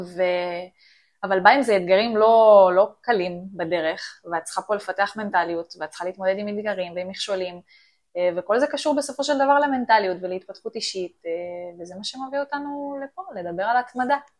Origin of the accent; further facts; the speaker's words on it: Ramla, Central District, Israel; אני מרמלה